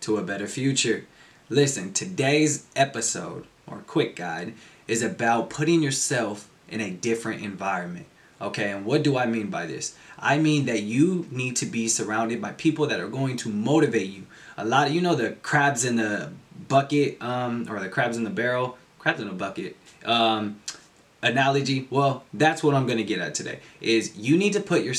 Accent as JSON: {"language": "English", "region": "California", "country": "United States", "also_born_or_lived": "Colorado", "moved": "as an adult", "said": "I'm from California. I decided to go all the way to Colorado and go to college"}